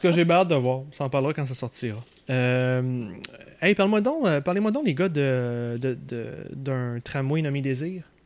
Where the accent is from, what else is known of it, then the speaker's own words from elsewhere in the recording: Quebec City, Quebec, Canada; moved away; Ex-gars de Québec, moi je viens de Québec pas mal. même si je suis pas né là, j'ai passé toute mon enfance là, jusqu'à ma scolarité, fin de scolarité là